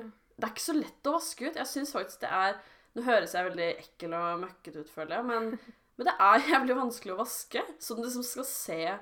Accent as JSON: {"language": "Norwegian", "area": "around Oslo", "region": "Viken", "country": "Norway", "said": "vi rundt Oslo"}